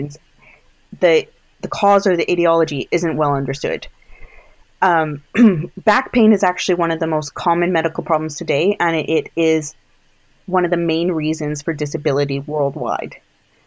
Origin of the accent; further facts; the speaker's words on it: Canada; moved away as an adult; also born or lived in Alberta / United Kingdom; I'm Canadian.